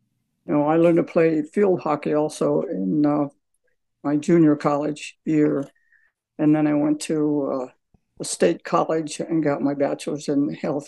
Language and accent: English; Scranton, Pennsylvania, United States; So I was raised on a farm in north of Scranton.